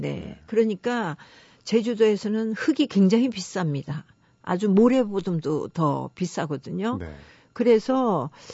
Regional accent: Jeju City, Jeju, South Korea; moved away as an adult; 제가 제주시에 아주 그 옛날 마을이 있는 묵은성이라는 데가 있습니다. 거기서 네. 제가 태어나서 지금도 친정이 거기 있거든요. 음. 예, 그런 데서 자랐는데

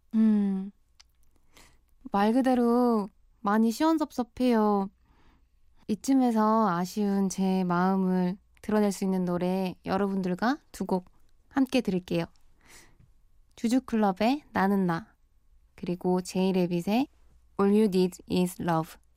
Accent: Busan, South Korea; moved away as an adult; now in Seoul, South Korea; 저는 부산 출생이에요. 학교 때문에 스무 살부터 서울로 올라와서 자취 생활을 쭉 해오고 있답니다.

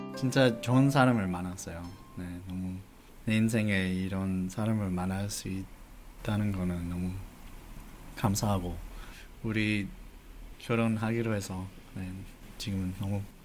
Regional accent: Los Angeles, California, United States; first language English; Korean is a second language; moved away as an adult; also born or lived in Denmark; now in South Korea; 미국에서 자라는 동안 미국 사람이 아닌 그 느낌이 있었어

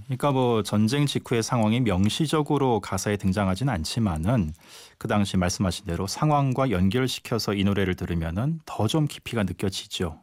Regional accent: Seoul, South Korea; 그 출신지가 서울은 아닙니다만은 어려서 서울로 이주를 했기 때문에 네. 사실상 서울이 고향이라 고해 도뭐 크게 틀린 말이 음, 아니거든요.

